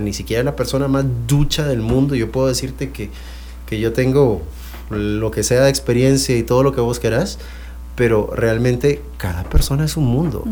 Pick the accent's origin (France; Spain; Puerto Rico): France; Spanish is a second language; moved away; yo soy francés